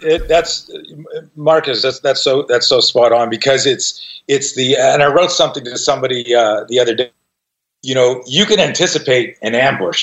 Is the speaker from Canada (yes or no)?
yes; Canada; now in United States; I grew up in Canada, and I just became an American citizen this year